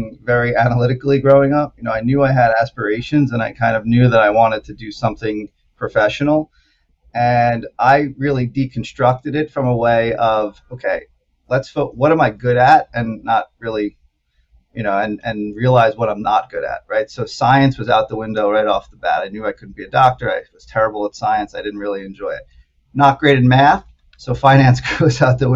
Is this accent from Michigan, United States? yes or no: no; Syosset, New York, United States; I grew up on Long Island, about in Syosset, Woodbury area. So it's like 40 minutes outside of New York City.